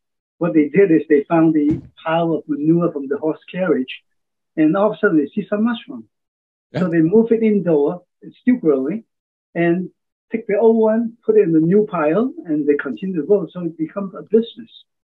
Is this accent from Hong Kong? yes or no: yes; Hong Kong; also born or lived in Oregon; now in United States; I'm a transplant from Hong Kong back in 1969. I went to college in Oregon